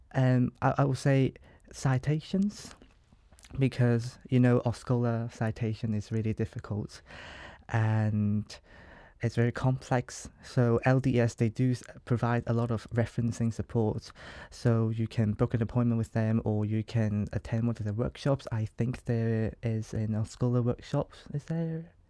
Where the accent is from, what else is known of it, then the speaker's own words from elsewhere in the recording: Hong Kong; moved away as an adult; as you can tell by my accent, I'm not from here, and I'm from Hong Kong, an international student from Hong Kong